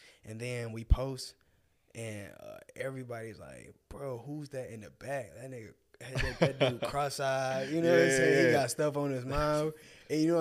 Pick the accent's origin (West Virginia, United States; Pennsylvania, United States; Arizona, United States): Arizona, United States; born or raised there; moved away; also born or lived in Detroit, Michigan